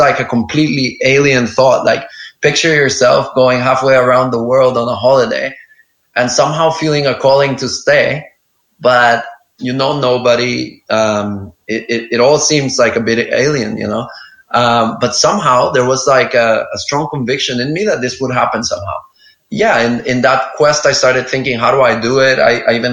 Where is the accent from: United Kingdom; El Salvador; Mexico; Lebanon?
El Salvador; moved away as an adult; now in Lombok, Indonesia; my hometown in El Salvador